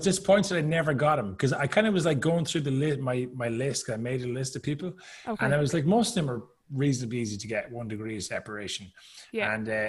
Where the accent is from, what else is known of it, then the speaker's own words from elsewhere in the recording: Ireland; not to trash Irish people because I'm Irish, obviously